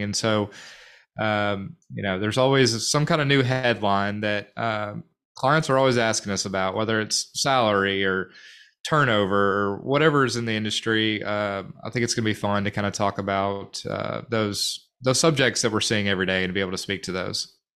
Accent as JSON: {"language": "English", "town": "North Little Rock", "region": "Arkansas", "country": "United States", "tie": "born or raised there", "also_born_or_lived": "Fort Smith", "said": "born and raised in North Little Rock, uh, Dogtown. I guess technically I was born in Fort Smith, but I moved to North Little Rock when I was in kindergarten"}